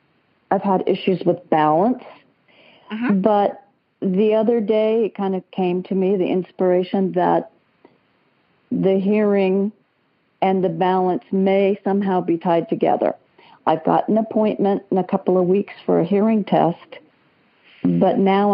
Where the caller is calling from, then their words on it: Palm Desert, California, United States; I'm calling from Palm Desert out in the very hot desert of Southern California.